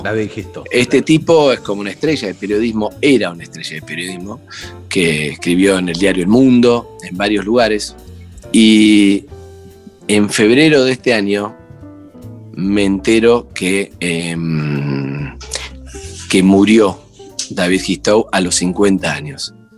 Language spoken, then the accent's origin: Spanish; Argentina; somos argentinos